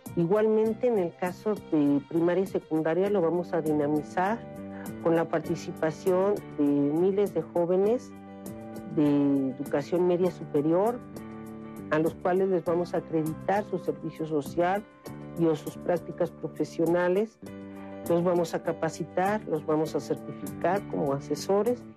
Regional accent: Mexico; como mexicanos

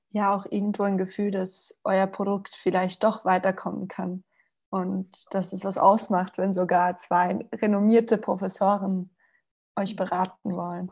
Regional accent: Spain; now in Vienna, Austria; ich bin Spanierin und ich bin in der Sonne aufgewachsen und der Umzug hierher, der war tragisch

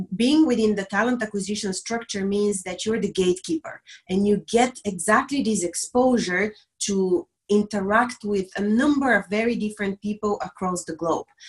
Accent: Bulgaria; moved away as an adult; now in Dublin, Ireland; I'm originally from Bulgaria, a small country in the Balkans

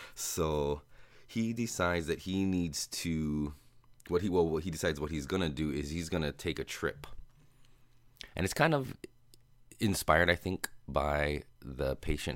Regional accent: United States; accent: American; my American accent

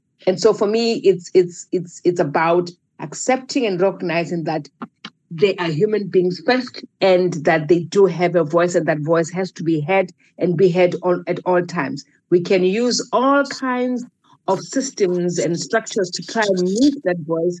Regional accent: South Africa; I, as a South African

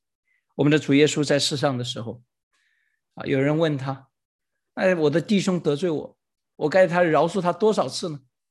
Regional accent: China; 实际上就相当于我们中国人说千千万万次一样

